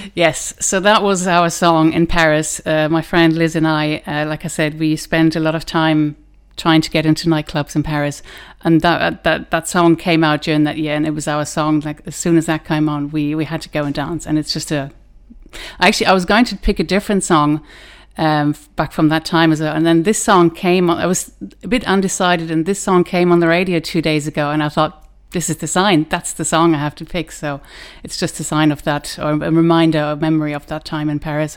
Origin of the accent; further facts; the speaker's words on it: Germany; moved away as an adult; now in Ireland; I was born in Germany grew up there in kind of between Hanover and Düsseldorf